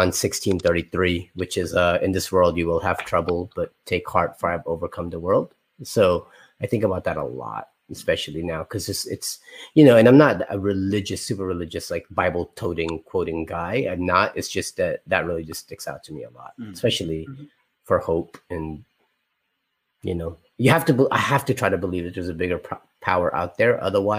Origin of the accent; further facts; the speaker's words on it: Florida, United States; we're from Florida